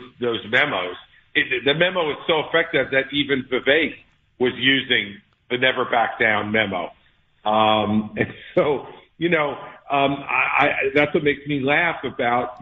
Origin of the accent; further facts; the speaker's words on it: New Jersey, United States; I'm from Jersey